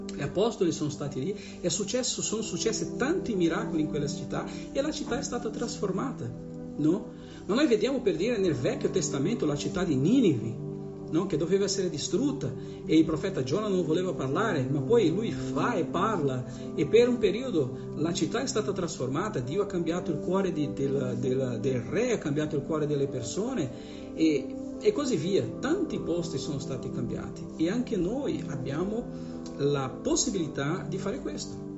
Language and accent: Italian; Bergamo, Lombardy, Italy; io che sono di Bergamo